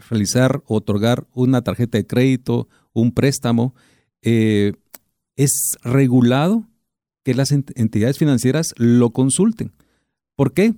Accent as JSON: {"language": "Spanish", "country": "Guatemala", "said": "somos guatemaltecos"}